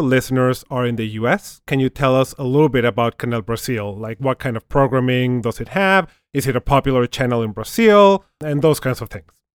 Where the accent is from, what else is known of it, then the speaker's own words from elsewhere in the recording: Mexico; I'm originally from Mexico